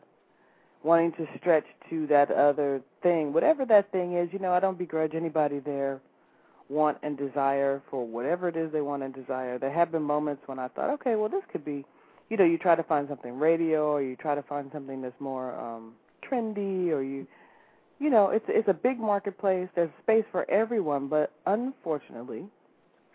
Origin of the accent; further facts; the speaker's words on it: Chicago, Illinois, United States; I'm a musician from Chicago